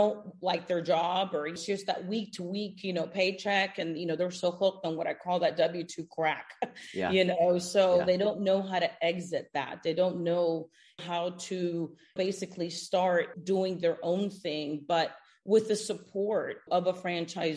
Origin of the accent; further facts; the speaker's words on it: Houston, Texas, United States; moved away as an adult; also born or lived in Cuba; now in South Florida, United States; I moved from Houston, Texas, where I grew up, to South Florida